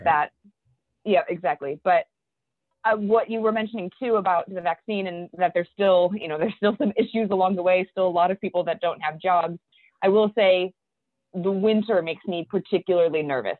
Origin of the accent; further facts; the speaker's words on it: Cleveland, Ohio, United States; we were born and raised in Cleveland